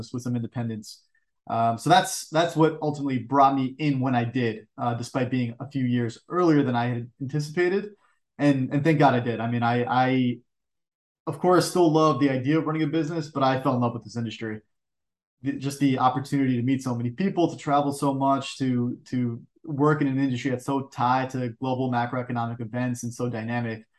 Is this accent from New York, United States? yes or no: yes; New York, United States; I'm born and raised in New York. So I've been on the East Coast my entire life